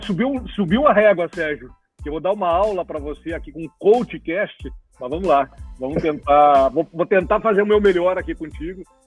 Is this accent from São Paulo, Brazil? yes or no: no; Cruz Alta, Rio Grande do Sul, Brazil; accent: gaúcho; also born or lived in Porto Alegre; sou natural de Cruz Alta, né, gaúcho